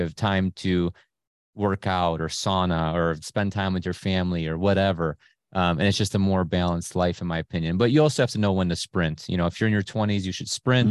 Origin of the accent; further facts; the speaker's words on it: Cleveland, Ohio, United States; I was born in Cleveland proper, you know, in the hood